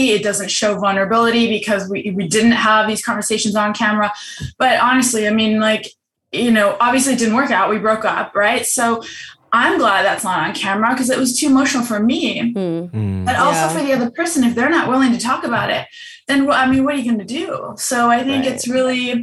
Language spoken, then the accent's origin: English; Germany; moved away; I'm from Germany.